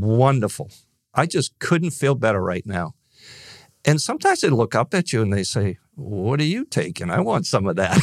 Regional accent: Northeast, United States; growing up in the Northeast

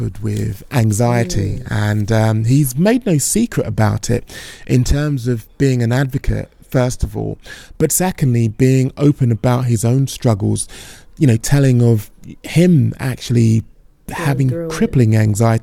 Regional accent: United Kingdom; as a Brit

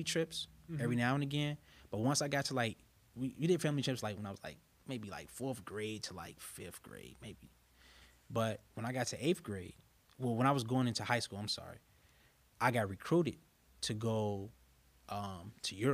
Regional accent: Chicago, Illinois, United States; moved away as an adult; now in Carbondale, United States; I grew up in West Woodlawn community in Chicago.

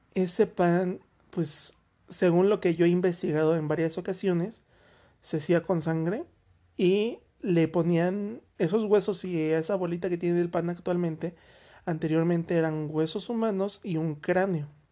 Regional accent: Mexico; yo en lo personal me siento orgulloso de haber crecido en México a pesar de todas las cosas que se viven aquí

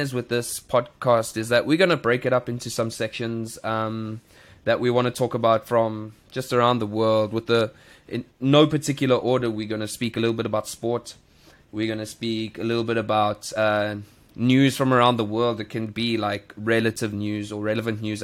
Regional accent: South Africa; now in Thailand; we are both from South Africa

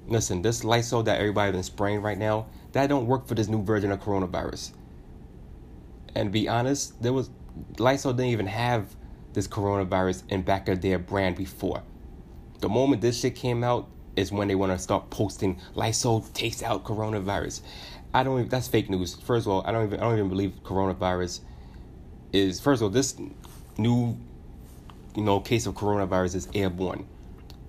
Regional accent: United States; it's embarrassing as an American. I live in America.

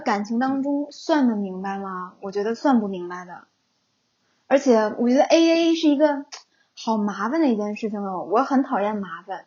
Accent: Northeast China, China; 因为可能我是东北人

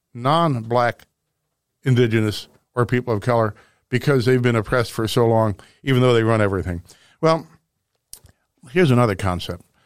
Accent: Webster Groves, Missouri, United States; I grew up here in Missouri

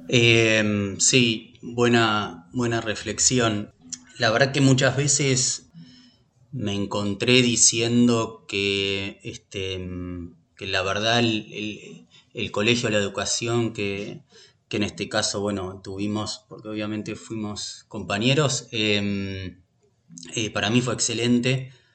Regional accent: Buenos Aires, Argentina; also born or lived in Pinamar / Olivos; nací en Buenos Aires, viví en, en Buenos Aires hasta los 35 años

